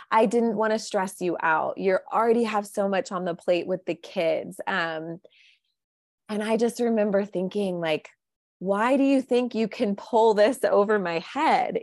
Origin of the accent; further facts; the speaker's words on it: Midwest, United States; I was raised in the Midwest by two great, wonderful parents